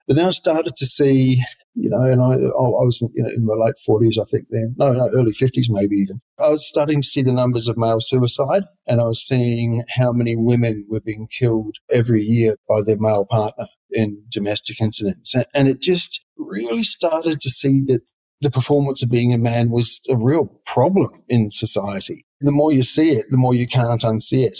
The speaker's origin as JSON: {"language": "English", "region": "far south of New Zealand", "country": "New Zealand", "tie": "born or raised there", "said": "I'm a New Zealander. I grew up on a sheep farm in the far south of New Zealand."}